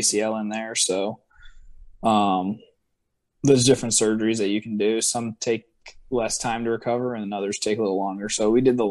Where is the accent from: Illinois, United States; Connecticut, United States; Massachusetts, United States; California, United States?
Massachusetts, United States; moved away; I'm from Massachusetts